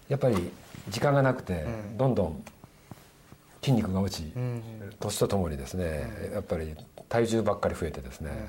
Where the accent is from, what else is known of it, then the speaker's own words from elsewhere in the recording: Yamanashi, Japan; 地元山梨ですから